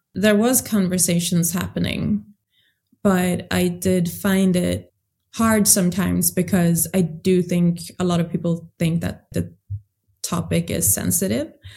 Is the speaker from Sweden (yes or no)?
yes; Sweden; I grew up in Sweden, but I do have a background in another African country